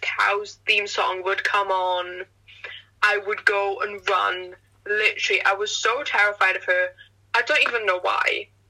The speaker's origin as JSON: {"language": "English", "region": "Wales", "country": "United Kingdom", "said": "it's because I'm Welsh."}